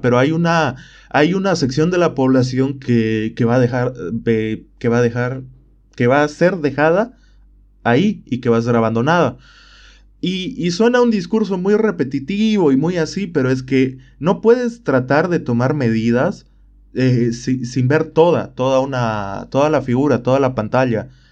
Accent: Bolivia

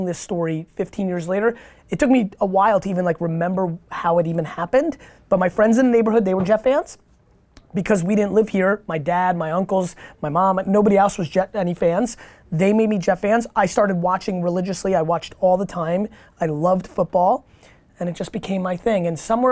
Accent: Edison, New Jersey, United States; English is a second language; also born or lived in Queens, New York; I wasn't born in America. I came here when I was 3, and when I moved to Edison, New Jersey

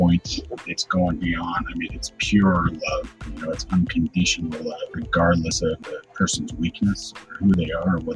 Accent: Boise, Idaho, United States; also born or lived in Meridian, Idaho; I grew up in Boise, Idaho

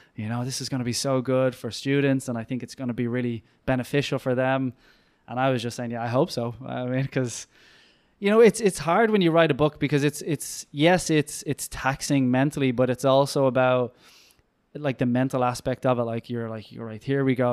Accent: Ireland

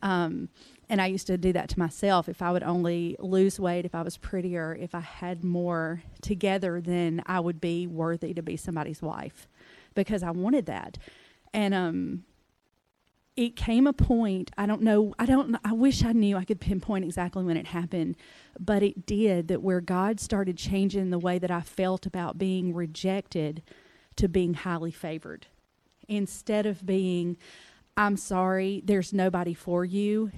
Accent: Mississippi, United States; I was raised in Mississippi

